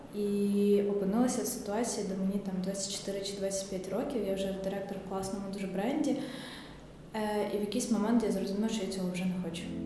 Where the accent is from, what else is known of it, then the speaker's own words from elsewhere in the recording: Kyiv, Ukraine; Все своє дитинство я провела в цьому районі, тому я насправді навіть не знала, що таке жити не в центрі Києва